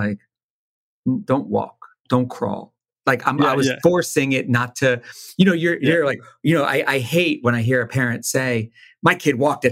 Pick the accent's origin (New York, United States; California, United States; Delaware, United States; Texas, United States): Delaware, United States; Wilmington; I'm born and raised in Wilmington, right outside Philly